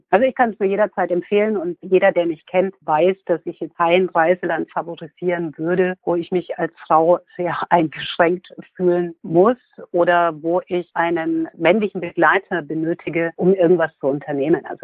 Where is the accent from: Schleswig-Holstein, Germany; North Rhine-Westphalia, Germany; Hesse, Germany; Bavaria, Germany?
Bavaria, Germany; Würzburg; now in Munich, Germany; Heimatgefühle habe ich ehrlich gesagt in drei Städten. Das ist einmal München, wo ich lebe, Würzburg, wo ich herkomme, sehr lange gelebt habe und Berlin, wo meine Tochter lebt.